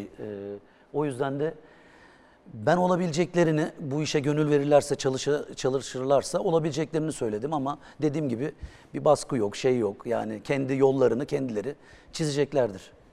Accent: Bursa, Turkey; born or raised there

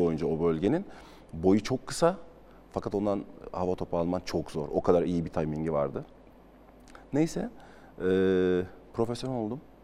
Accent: Hatay, Turkey; moved away as an adult; Ben de altyapıdan çıkmış, e, bir futbolcu olarak Hatay'ın ve Hatay Spor'un öz evladıyım

